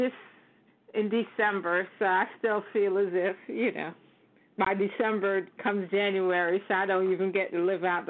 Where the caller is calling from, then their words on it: Florida, United States; I'm calling from Florida.